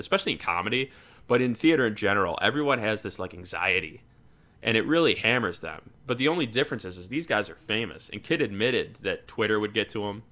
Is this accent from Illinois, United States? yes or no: yes; Chicago, Illinois, United States; I was from Chicago